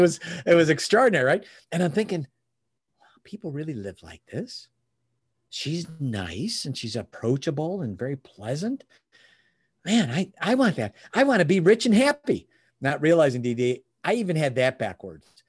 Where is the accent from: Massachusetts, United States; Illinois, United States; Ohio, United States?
Illinois, United States; Chicago; moved away as an adult; now in Michigan, United States; I was born in Chicago. Um, uh, I'm in Michigan now, but, but the first thirty years of my life, I was in Illinois